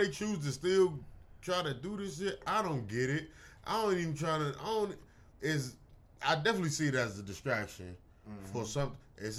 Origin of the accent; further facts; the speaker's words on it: United States; technically, we're Americans.